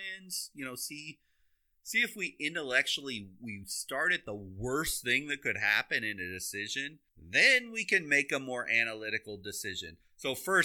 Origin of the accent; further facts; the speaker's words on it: Iowa, United States; I grew up in Iowa.